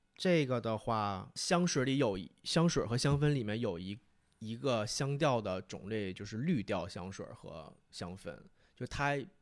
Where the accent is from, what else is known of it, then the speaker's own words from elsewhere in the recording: Fushun, Liaoning, China; now in Beijing, China; 我的家乡是在美丽的辽宁省抚顺市